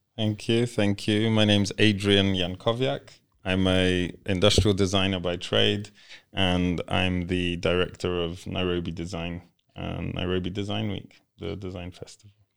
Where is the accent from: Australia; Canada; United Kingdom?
United Kingdom; born or raised there; English is a second language; also born or lived in Poland; now in Kenya